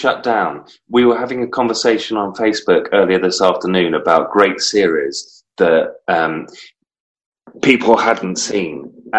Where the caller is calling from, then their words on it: North East England, United Kingdom; Still in the northeast of England, my friend.